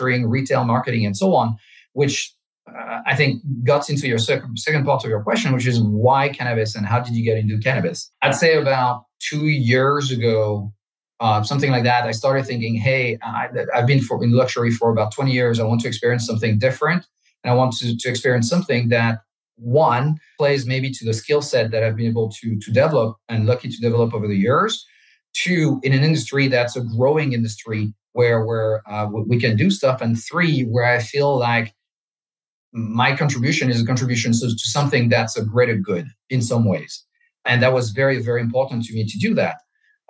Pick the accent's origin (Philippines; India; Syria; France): France; English is a second language; moved away as an adult; now in South Florida, United States; I'm French. I grew up in France.